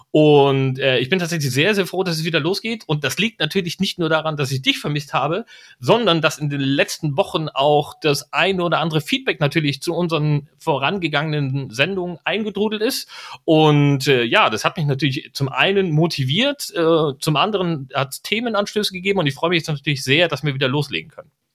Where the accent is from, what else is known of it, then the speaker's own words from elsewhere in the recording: East Germany, Germany; moved away; mein Herz schlägt Ostdeutsch. Ich mag die Leute dort, ich komme aus der Ecke